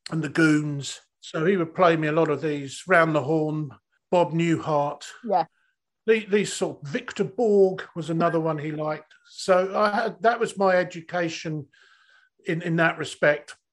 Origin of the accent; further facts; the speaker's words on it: Bognor Regis, South East England, United Kingdom; accent: Mockney; I'm from yeah. Bognor. I'm from Bognor. I'm a total, total, total Mockney.